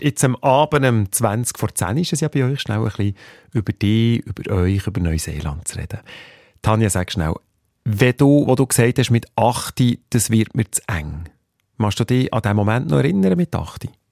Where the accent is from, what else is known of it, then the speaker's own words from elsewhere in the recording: Switzerland; bei uns in der Schweiz